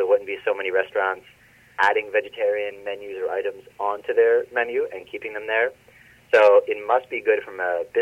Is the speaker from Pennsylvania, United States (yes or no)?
yes; Philadelphia, Pennsylvania, United States; I grew up in Northeast Philadelphia